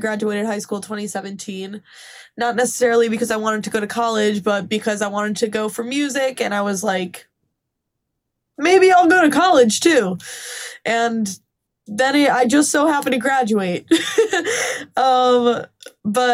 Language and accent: English; Scranton, Pennsylvania, United States; moved away as an adult; now in Nashville, United States; I'm from Scranton